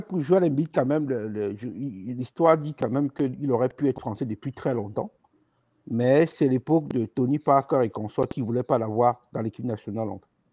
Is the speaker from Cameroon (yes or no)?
yes; Cameroon; on est Camerounais